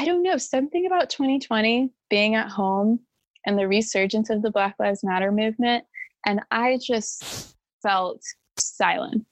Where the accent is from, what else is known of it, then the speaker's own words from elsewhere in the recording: Missouri, United States; moved away as an adult; also born or lived in Orange County, California; now in California, United States; born and raised in Missouri